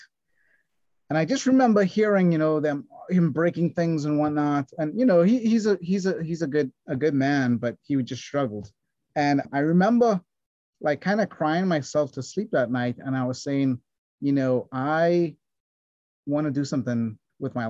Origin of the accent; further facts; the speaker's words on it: Trinidad & Tobago; I grew up in Trinidad, small island in the Caribbean